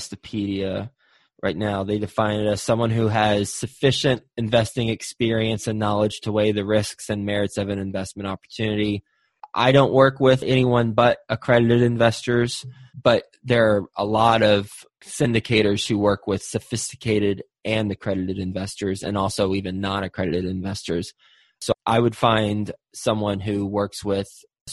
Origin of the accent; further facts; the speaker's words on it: Texas, United States; I'm from Texas